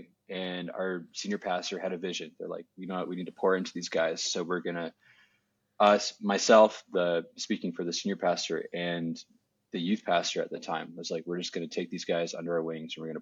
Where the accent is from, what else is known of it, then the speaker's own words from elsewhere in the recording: Southwestern Ontario, Canada; moved away as an adult; I was born and raised in Southwestern Ontario, Canada